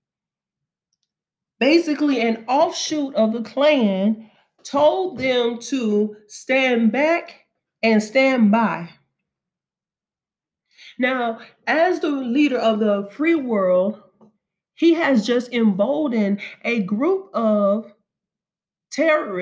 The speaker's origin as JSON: {"language": "English", "region": "Alabama", "country": "United States", "also_born_or_lived": "Kentucky", "moved": "yes", "said": "I'm from Alabama"}